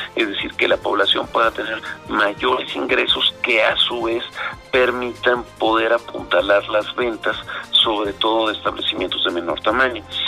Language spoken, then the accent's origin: Spanish; Mexico